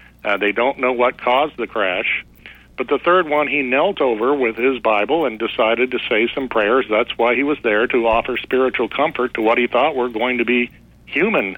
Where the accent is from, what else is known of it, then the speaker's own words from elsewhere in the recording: Cape Girardeau, Missouri, United States; It's my hometown